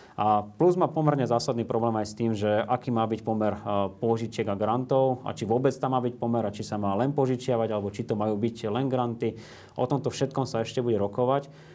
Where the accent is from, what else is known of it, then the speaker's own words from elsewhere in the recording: Slovakia; u nás na Slovensku